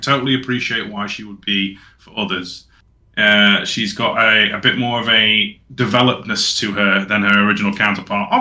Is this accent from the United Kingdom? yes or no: yes; England, United Kingdom; We're English